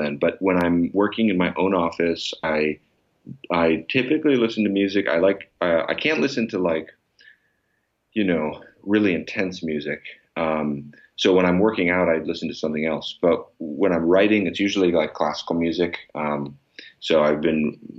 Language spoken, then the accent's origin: English; Chicago, Illinois, United States; moved away; I grew up in Chicago in the Michael Jordan era